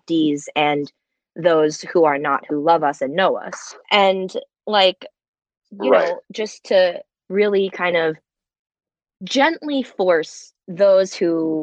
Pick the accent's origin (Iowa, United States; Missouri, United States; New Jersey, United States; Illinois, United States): New Jersey, United States; also born or lived in China; I'm from New Jersey, but I'm adopted from China